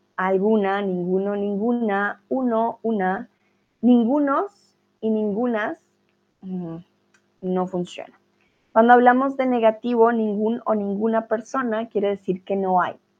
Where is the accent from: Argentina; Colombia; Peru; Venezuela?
Colombia; now in Germany; Yo soy de Colombia, pero estoy en Alemania